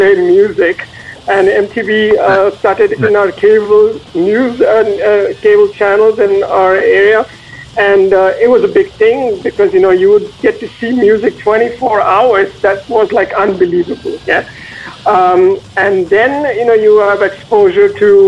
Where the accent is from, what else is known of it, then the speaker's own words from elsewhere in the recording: North India, India; moved away as an adult; now in Zurich, Switzerland; I'm from, I would say, North India pretty much. I grew up in an industrial town which makes steel and automobiles